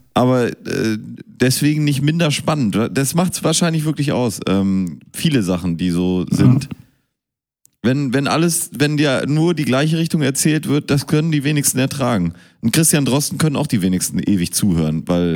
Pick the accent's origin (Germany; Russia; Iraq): Germany; Münster, North Rhine-Westphalia; ich bin in Münster geboren